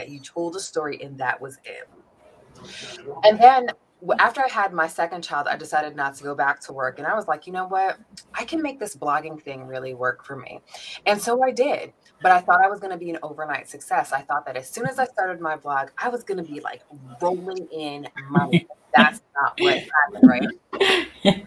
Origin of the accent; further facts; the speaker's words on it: New York, United States; now in Atlanta, United States; I'm originally born and raised in New York, which of course I will forever claim